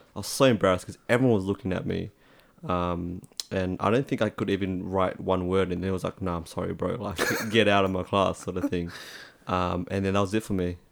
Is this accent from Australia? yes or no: yes; Australia; accent: Aussie; also born or lived in Vietnam; I was born in Vietnam and then I came over to Australia